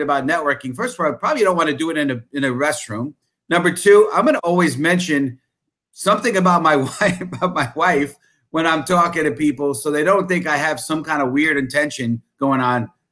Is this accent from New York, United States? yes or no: yes; New York, United States; as a New Yorker, you know, you're taught don't talk to strangers